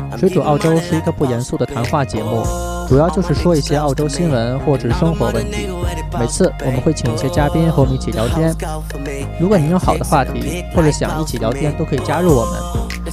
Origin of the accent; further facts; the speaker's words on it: Beijing, China; now in South Australia, Australia; 我是，我是北京人